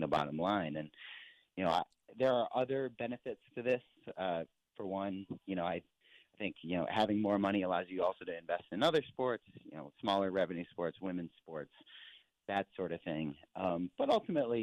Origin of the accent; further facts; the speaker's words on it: Ann Arbor, Michigan, United States; now in Los Angeles, United States; I went to Michigan, grew up near Ann Arbor